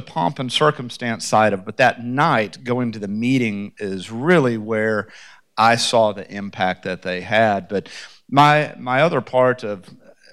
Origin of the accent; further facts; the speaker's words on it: Memphis, Tennessee, United States; moved away as an adult; also born or lived in Atlanta, Georgia; now in Franklin, United States; I was born in Atlanta, Georgia. I grew up in Memphis, Tennessee